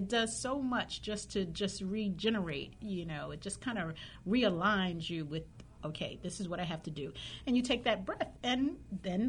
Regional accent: New York, United States; moved away as an adult; also born or lived in Washington, D.C.; growing up in New York

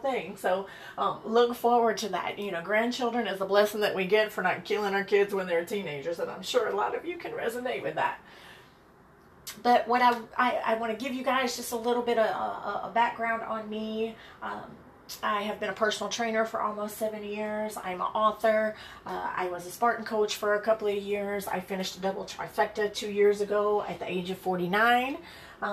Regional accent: Birmingham, Alabama, United States; moved away as an adult; also born or lived in Chicago Heights, Illinois / Atlanta, Georgia; now in San Diego, United States; I am originally from Birmingham, Alabama

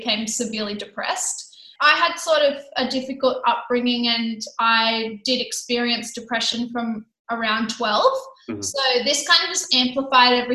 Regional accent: Sydney, New South Wales, Australia; now in Gold Coast, Australia; I come from Sydney.

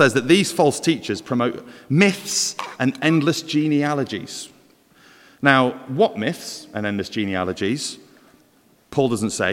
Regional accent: Welsh, Wales, United Kingdom; we're not all bad as Welsh

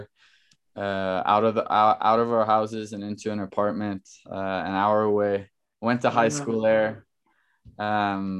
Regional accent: Norway; moved away as an adult; now in New York, United States; obviously I'm from Norway.

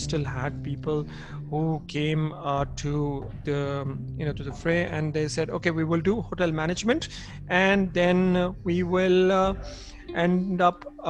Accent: Jamshedpur, Jharkhand, India; also born or lived in Lucknow; now in Zurich, Switzerland; since I grew up in Jamshedpur, being a completely industrial town

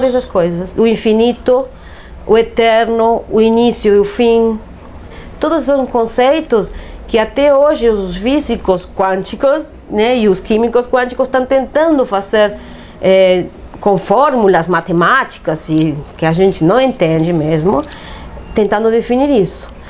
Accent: Uruguay; moved away; nasci num país eh, laico

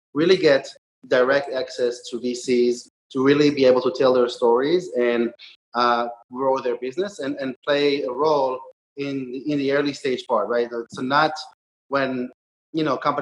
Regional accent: Israel; moved away as an adult; also born or lived in New Jersey; now in New York City, United States; I was born and raised in Israel

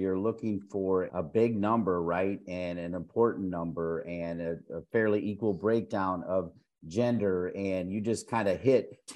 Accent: Ohio, United States; I grew up in Ohio

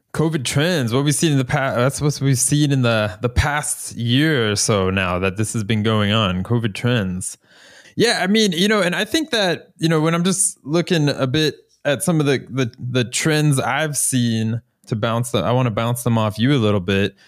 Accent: Florida, United States; now in Norway; I'm from Florida

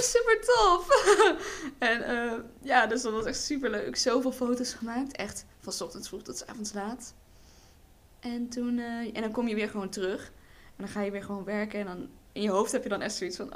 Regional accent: Berlicum, North Brabant, Netherlands; ik kom uit Berlicum

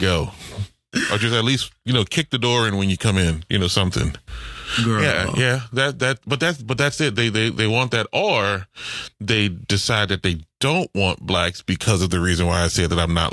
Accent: New Orleans, Louisiana, United States; I'm from the New Orleans public school system

